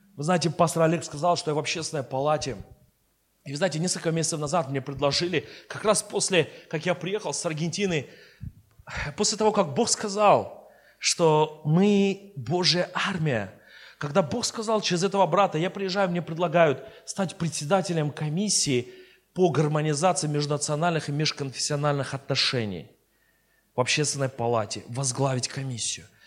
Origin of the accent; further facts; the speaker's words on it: Armenia; я сперва христианин, потом я армянин